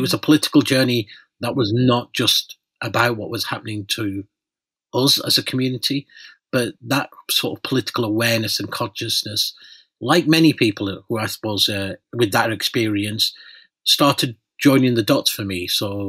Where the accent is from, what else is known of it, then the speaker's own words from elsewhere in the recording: north of England, United Kingdom; also born or lived in Pakistan; I was born in Pakistan. I came to the UK along with my parents, and I grew up in a working class town in the north of England.